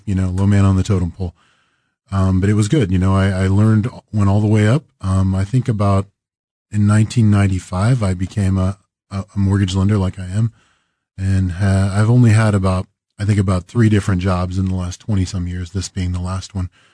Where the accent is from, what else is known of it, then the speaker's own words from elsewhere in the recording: Greensburg, Kansas, United States; now in Kansas City, United States; I grew up in Western Kansas, a little town called Greensburg